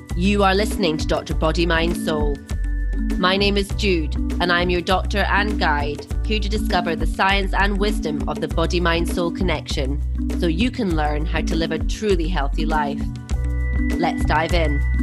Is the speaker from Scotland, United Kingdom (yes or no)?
yes; Scotland, United Kingdom; moved away as an adult; being Scottish and going straight in to from school to university